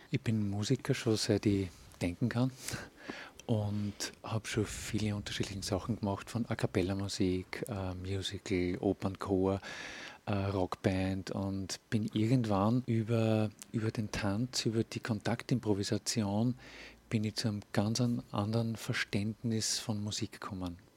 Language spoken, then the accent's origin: German; Linz, Upper Austria, Austria; Ich bin Linzer